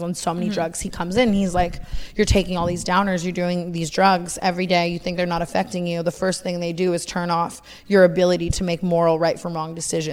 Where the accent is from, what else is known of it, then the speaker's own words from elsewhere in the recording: Las Vegas, Nevada, United States; now in Los Angeles, United States; I grew up in Vegas